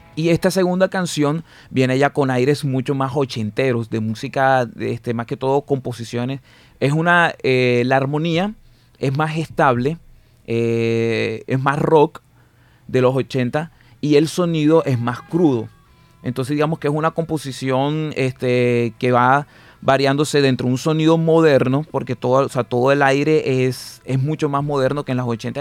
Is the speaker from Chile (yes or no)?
no; Barranquilla, Atlántico, Colombia; Yo soy netamente barranquillero y por así decirlo, básicamente soy del gueto. O sea, yo me crié eh, pateando bolas de trapo